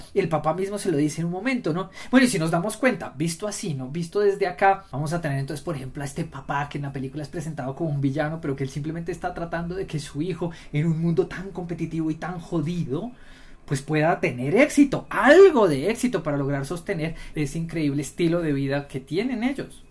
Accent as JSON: {"language": "Spanish", "country": "Colombia", "said": "nosotros no somos norteamericanos, nosotros somos colombianos"}